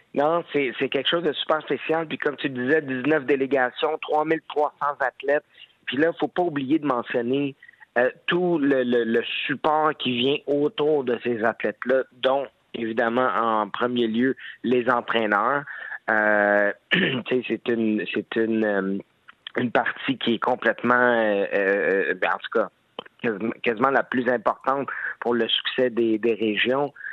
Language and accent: French; Laval, Quebec, Canada; à ma ville natale, au monde de Laval